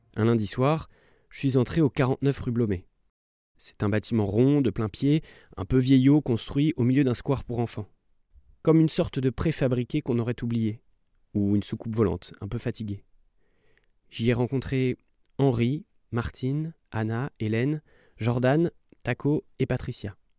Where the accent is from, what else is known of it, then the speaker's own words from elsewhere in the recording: Normandy, France; moved away as an adult; now in Paris, France; J'ai grandi en Normandie, près d'une cathédrale gothique, pas loin de la mer et des falaises de craie.